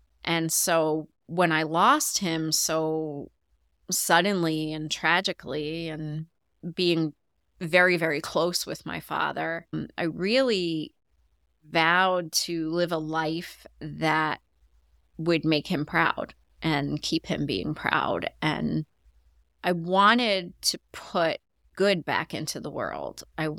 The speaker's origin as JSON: {"language": "English", "town": "Long Island", "region": "New York", "country": "United States", "tie": "born or raised there", "said": "I grew up on Long Island, New York, in a middle-class neighborhood."}